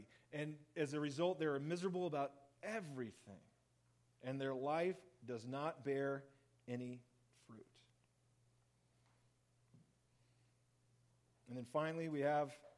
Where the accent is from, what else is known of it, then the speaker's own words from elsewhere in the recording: Central Oregon, United States; we were growing up in Central Oregon